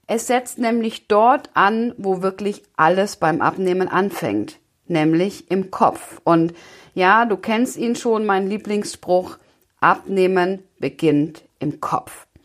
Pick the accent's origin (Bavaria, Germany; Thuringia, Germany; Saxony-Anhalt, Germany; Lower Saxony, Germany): Bavaria, Germany; ähm, ich komme aus Bayern, das heißt, ich bin auch ein Kind der Berge, von daher finde ich, passt diese Metapher ganz gut.